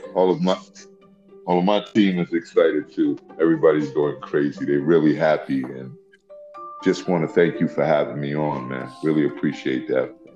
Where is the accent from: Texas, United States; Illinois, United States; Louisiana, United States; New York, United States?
New York, United States; New York City; I hail from Washington Heights. That's where uh, we're based at right now.